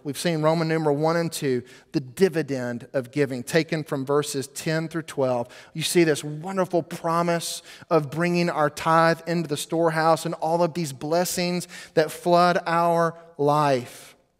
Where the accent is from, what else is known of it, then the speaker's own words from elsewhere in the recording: United States; we, as American Christians